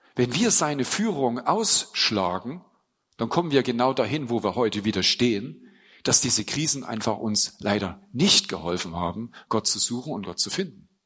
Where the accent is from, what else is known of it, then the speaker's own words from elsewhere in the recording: Germany; ich bin in der DDR eben groß geworden